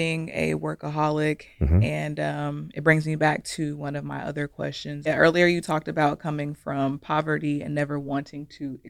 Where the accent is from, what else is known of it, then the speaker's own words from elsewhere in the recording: Ohio, United States; And then just growing up, my fellow Ohioan, growing up in Ohio, when I go back home, it's just not many resources at all.